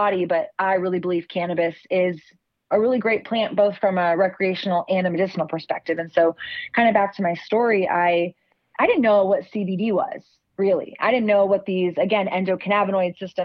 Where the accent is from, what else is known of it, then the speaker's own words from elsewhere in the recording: Austin, Texas, United States; growing up in Austin, we are coined the live music capital of the world.